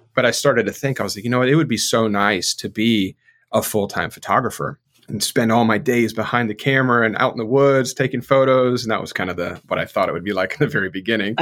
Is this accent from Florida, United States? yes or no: yes; South Florida, United States; now in North Carolina, United States; I grew up in South Florida